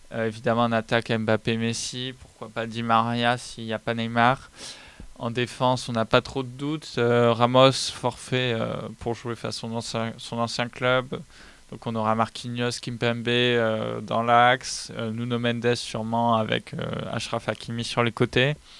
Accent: France

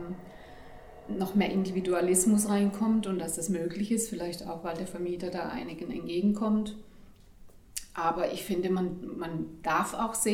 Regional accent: Pforzheim, Baden-Württemberg, Germany; born there; Ich bin tatsächlich hier in Pforzheim geboren.

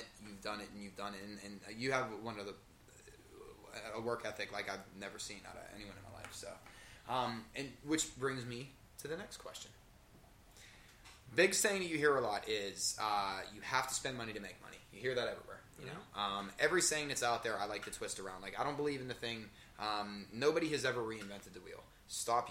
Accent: Hopewell Township, Pennsylvania, United States; I grew up in Hopewell Township. Everybody knows everybody.

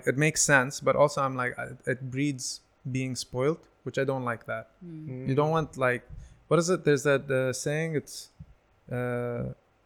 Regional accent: Dubai, United Arab Emirates; I grew up in Dubai.

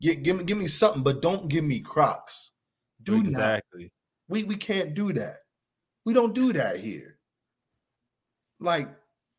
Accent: Pittsburgh, Pennsylvania, United States; my hometown of Pittsburgh

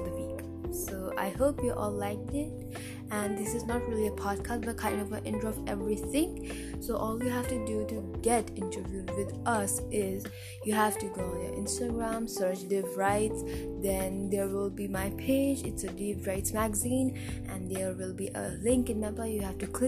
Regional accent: India; I'm an Indian

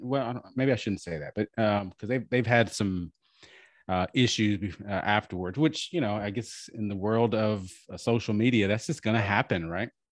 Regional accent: Galveston, Texas, United States; moved away as an adult; also born or lived in Rio Grande Valley, Texas; I grew up in Galveston, and you know, I'm I'm half and half

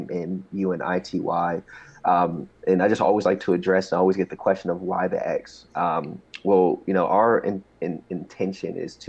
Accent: Columbia, Maryland, United States; I was raised in Columbia, Maryland

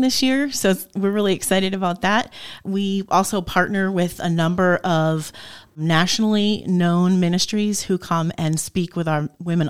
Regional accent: New Jersey, United States; moved away as an adult; also born or lived in Appalachia / Dallas, Pennsylvania; now in Northeast Pennsylvania, United States; so my husband and I both grew up in New Jersey.

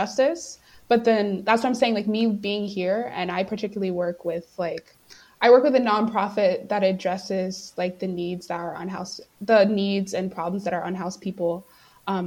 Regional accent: North Carolina, United States; moved away as an adult; now in St. Louis, United States; I'm from North Carolina

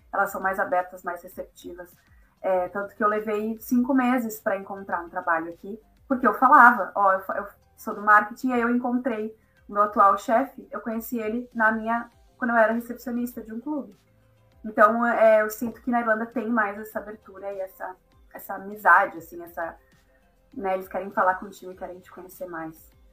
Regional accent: Caxias do Sul, Rio Grande do Sul, Brazil; moved away as an adult; also born or lived in Porto Alegre / Netherlands / Lisbon, Portugal; now in Dublin, Ireland; eu sou gaúcha de Caxias do Sul, no Rio Grande do Sul.

